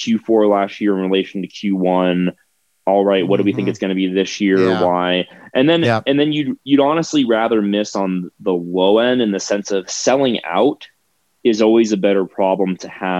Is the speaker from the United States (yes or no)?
yes; Florida, United States; moved away as an adult; now in Wheat Ridge, United States; I'm from Florida